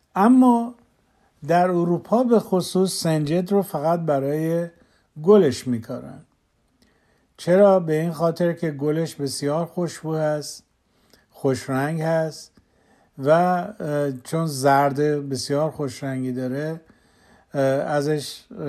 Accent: southwest Iran, Iran; moved away; در جایی که من بزرگ شدم در جنوب غرب ایران

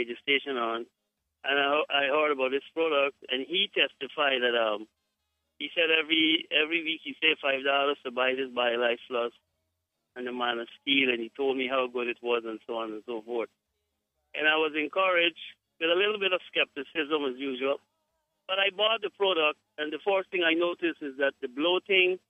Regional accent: Guyana; I am from Guyana

